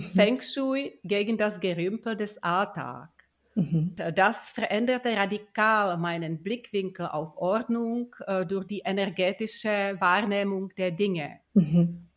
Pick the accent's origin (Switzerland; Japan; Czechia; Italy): Czechia; moved away as an adult; also born or lived in Prague; now in Munich, Germany; Ich bin eine gebürtige Tschechin